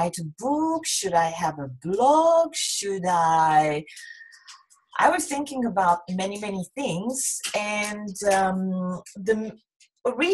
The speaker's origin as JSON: {"language": "English", "region": "southern France", "country": "France", "moved": "as an adult", "lives_now": "Japan", "said": "I'm from a small town in the south"}